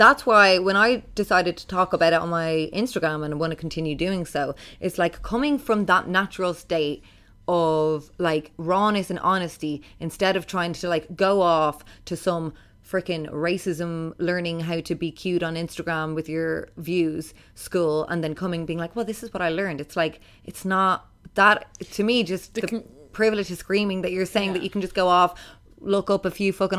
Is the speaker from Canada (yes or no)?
no; Ireland; growing up in Ireland